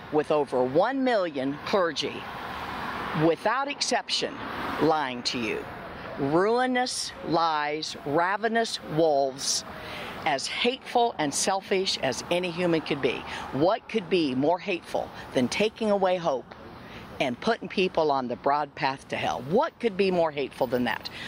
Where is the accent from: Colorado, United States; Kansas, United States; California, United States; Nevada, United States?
Kansas, United States; We're from Kansas.